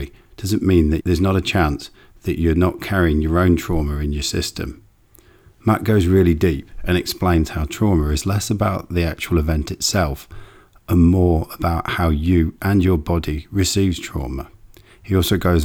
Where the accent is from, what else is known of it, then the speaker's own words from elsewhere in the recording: England, United Kingdom; now in Perth, Australia; I come from England